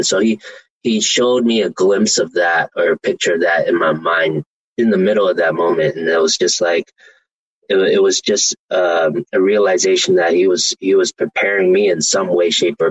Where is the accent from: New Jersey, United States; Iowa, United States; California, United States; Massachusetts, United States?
California, United States; Oakland; I grew up in East Oakland